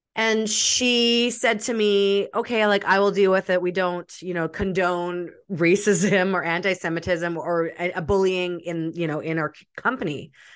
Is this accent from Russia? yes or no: yes; Russia; I'm from Russia